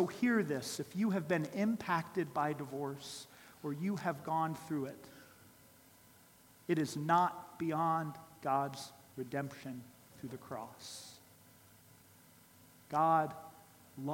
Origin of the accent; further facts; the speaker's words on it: Columbus, Ohio, United States; I grew up in Columbus, Ohio